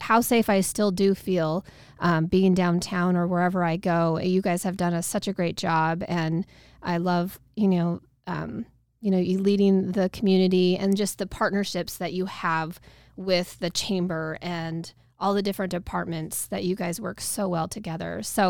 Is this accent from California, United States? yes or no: no; Nampa, Idaho, United States; I grew up in Nampa, so I've been there since 90, and it was a great place to grow up and experience.